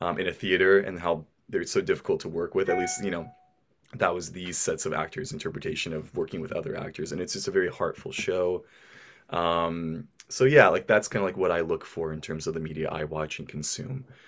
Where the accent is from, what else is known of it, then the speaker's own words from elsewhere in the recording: Portland, Oregon, United States; I'm from the States, from Portland, Oregon